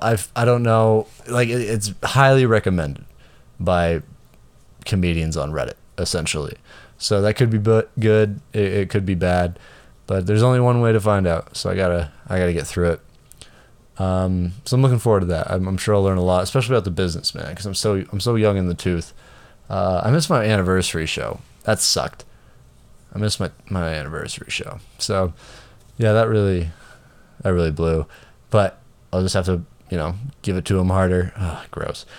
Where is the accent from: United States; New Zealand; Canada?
Canada; I'm Canadian